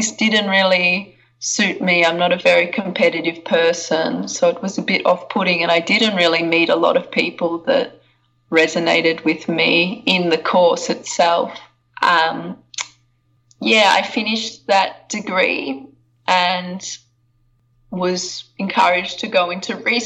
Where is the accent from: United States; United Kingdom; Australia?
Australia; I'm from Australia. I grew up in a small town in Australia.